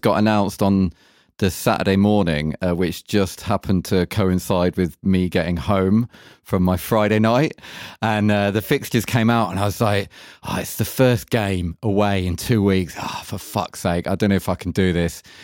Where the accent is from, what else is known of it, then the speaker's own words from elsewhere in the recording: England, United Kingdom; now in Germany; being English